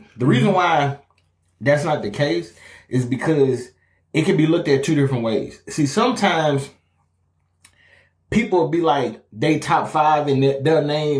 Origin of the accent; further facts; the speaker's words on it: Louisiana, United States; We're both from Louisiana.